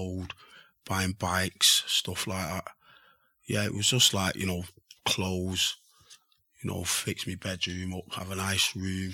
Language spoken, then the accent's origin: English; Manchester, North West England, United Kingdom; I grew up in Mosside